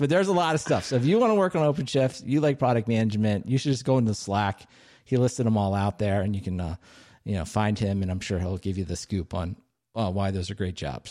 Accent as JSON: {"language": "English", "region": "Maryland", "country": "United States", "tie": "born or raised there", "said": "my home state, Silver Spring, Maryland"}